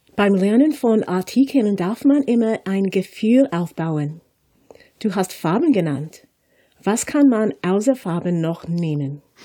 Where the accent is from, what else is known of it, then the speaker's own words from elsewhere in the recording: United States; German is a second language; als Amerikanerin